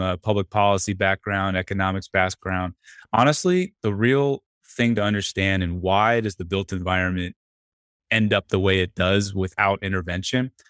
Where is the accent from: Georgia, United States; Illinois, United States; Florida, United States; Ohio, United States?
Georgia, United States; Atlanta; I grew up in Atlanta.